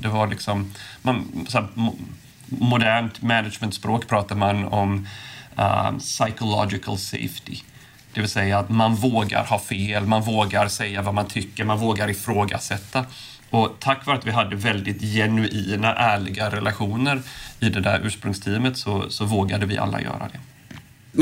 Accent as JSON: {"language": "Swedish", "town": "Påskallavik", "region": "Kalmar County", "country": "Sweden", "tie": "born or raised there", "also_born_or_lived": "Silicon Valley, United States", "moved": "yes", "said": "där jag är uppvuxen. Eller till och med utanför Oskarshamn, Påskalavik"}